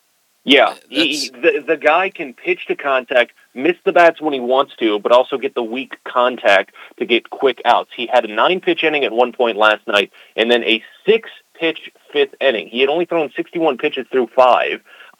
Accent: St. Louis, Missouri, United States; moved away as an adult; also born or lived in East Coast; So originally I'm from St. Louis, grew up there, went to college there, small Division II school outside just outside of the city. Worked in radio there for just a little bit

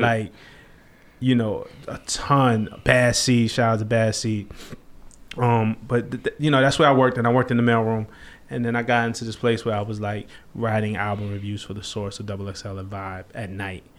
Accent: New York City, New York, United States; I'm from Flatbush, Brooklyn

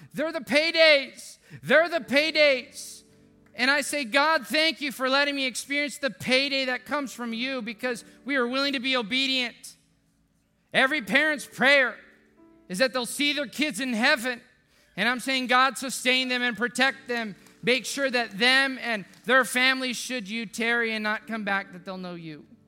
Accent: deep South Texas, United States; now in San Antonio, United States; my hometown in South Texas, deep South Texas

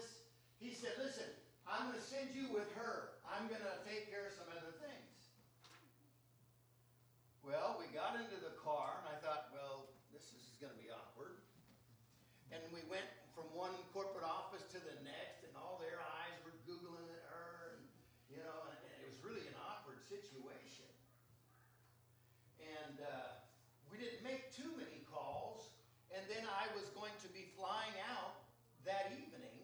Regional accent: Seattle, Washington, United States; I'm from Seattle

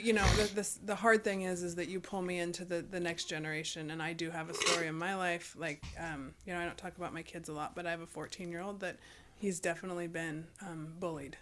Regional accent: United States

